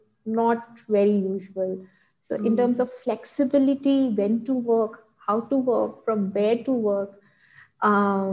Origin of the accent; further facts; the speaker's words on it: Ahmedabad, Gujarat, India; now in Bangalore, India; I stay in Bangalore and my hometown is in Ahmedabad.